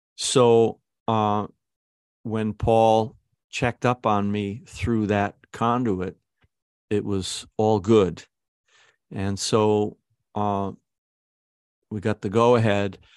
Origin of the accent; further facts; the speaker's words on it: Syracuse, New York, United States; also born or lived in Kew Gardens, Queens; I was a guy from Syracuse